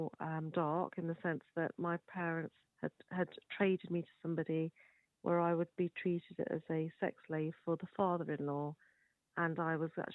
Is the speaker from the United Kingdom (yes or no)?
yes; United Kingdom; I'm born and raised in the United Kingdom